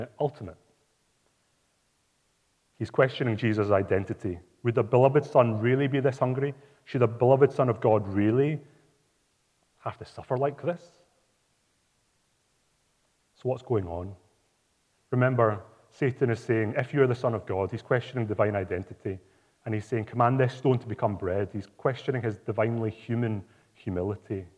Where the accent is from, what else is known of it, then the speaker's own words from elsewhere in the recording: Glasgow, Scotland, United Kingdom; Glasgow, my hometown